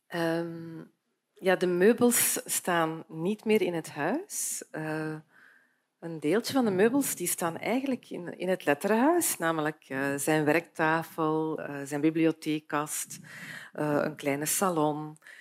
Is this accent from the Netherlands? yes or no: no; Beersel, Flanders, Belgium; ik ben opgegroeid in Beersel.